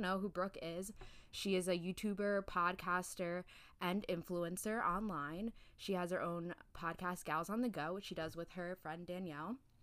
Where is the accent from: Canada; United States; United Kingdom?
United Kingdom; I'm British